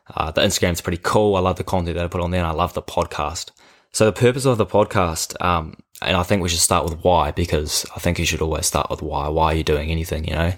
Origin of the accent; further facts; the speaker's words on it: Karaka, Auckland, New Zealand; I grew up in Karaka, a small little town just south of Auckland.